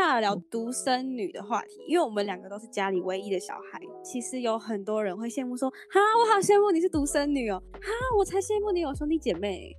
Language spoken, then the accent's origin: Chinese; Hong Kong; now in Taiwan; 我是香港人哦，我啊。爱打到不行哦。而且我之前在香港是我每天陪我奶奶打麻将，每天哦每天打。对，就是每天打，而且在香港打麻将是，呃，他们就是这样一条走廊，然后有很多户嘛，你走在走廊上，每一间都在打麻将，你都可以听到砰砰砰砰砰的声音